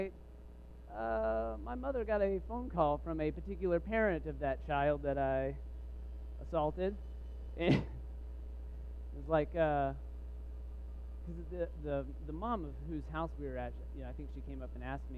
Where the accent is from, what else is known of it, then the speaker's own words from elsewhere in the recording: Waco, Texas, United States; I grew up in Texas